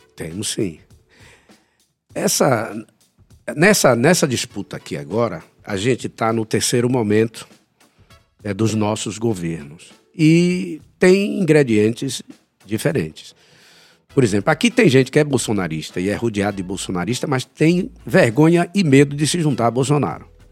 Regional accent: Brazil; nós que somos brasileiros

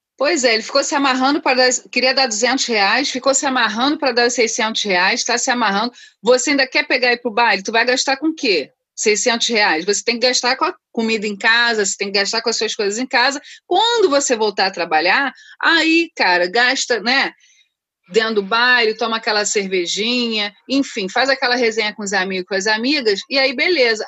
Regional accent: Rio de Janeiro, Brazil; also born or lived in Rocinha, Rio de Janeiro; falo do Rio de Janeiro, diretamente da, do Parque da Cidade, Rocinha, da Gávea, mas sou cria de Madureira

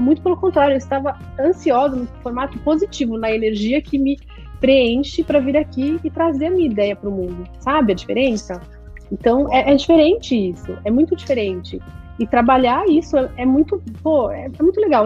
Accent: São Paulo, Brazil; now in Miami, United States; eu cresci, nasci na Vila Madalena

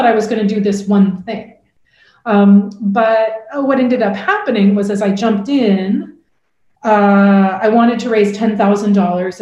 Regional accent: Portland, Oregon, United States; my first job out of college was actually working in a domestic violence shelter in my hometown of Portland, Oregon

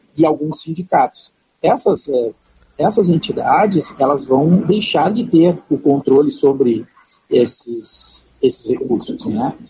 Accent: Brazil; enquanto brasileiros

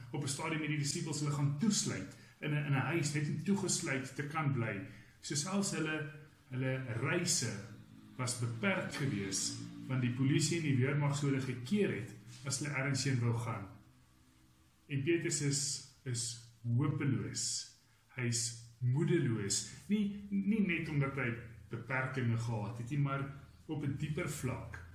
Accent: Roodekrans, Gauteng, South Africa; also born or lived in Stellenbosch; ek het groot geword binne in die NG NG Roderkrans

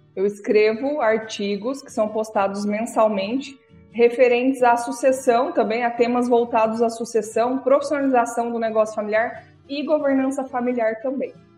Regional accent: Paraná, Brazil; now in Mato Grosso, Brazil; Eu nasci no Paraná, mas moro no Mato Grosso desde 1996

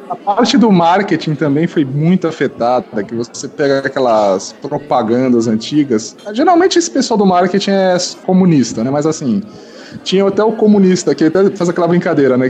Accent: São Paulo, Brazil; eu sou de São Paulo

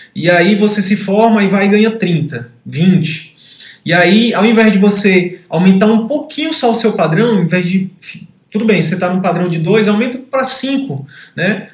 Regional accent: Piauí, Brazil; now in Manaus, Brazil; Eu sou do Piauí, hoje moro em Manaus

